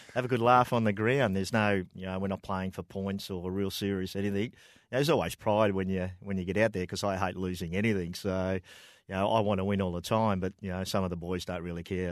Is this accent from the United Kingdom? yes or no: no; Broadford, Victoria, Australia; born and bred in Broadford.